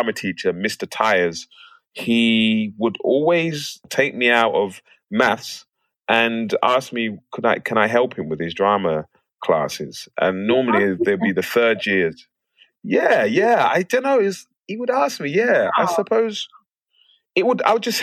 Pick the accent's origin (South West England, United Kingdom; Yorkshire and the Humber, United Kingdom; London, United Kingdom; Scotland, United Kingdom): London, United Kingdom; moved away as an adult; now in United States; I grew up in Plaistow. I was born in Plaistow Hospital. It's not there anymore, but I'm a proper East Londoner.